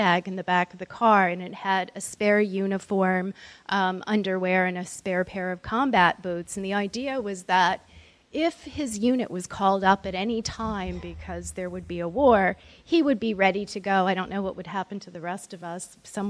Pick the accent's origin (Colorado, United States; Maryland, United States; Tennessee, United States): Maryland, United States; I was raised just outside of Andrews Air Force Base, so I'm a Cold War kid